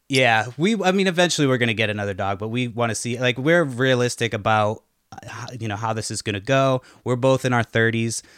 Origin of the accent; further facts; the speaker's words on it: Boston, Massachusetts, United States; now in Washington, United States; I'm from Boston